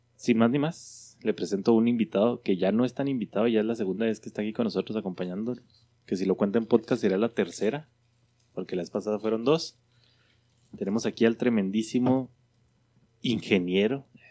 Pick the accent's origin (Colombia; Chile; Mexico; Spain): Mexico; somos los mexicanos